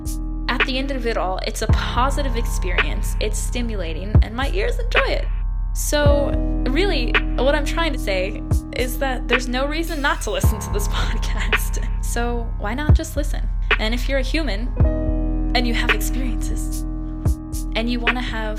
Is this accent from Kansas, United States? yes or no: no; Texas, United States; I'm from Texas